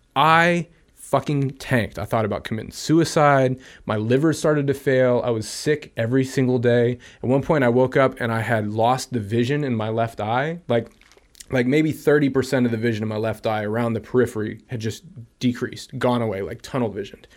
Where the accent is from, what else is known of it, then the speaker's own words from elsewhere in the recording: Pleasanton, California, United States; I grew up in Pleasanton